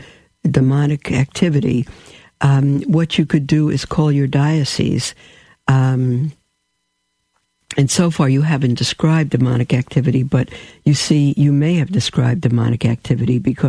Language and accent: English; New York City, New York, United States; I'm from a New York. I'm a New Yorker. I'm a Brooklyn bum